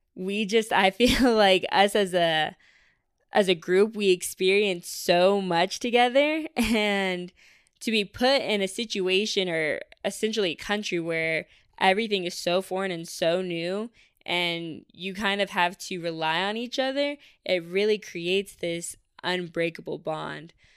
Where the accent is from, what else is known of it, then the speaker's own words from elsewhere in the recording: Syracuse, New York, United States; now in Austin, United States; I was born here in Austin, but we moved to New York when I was around, like, five or six for my mom because she got a job up in Syracuse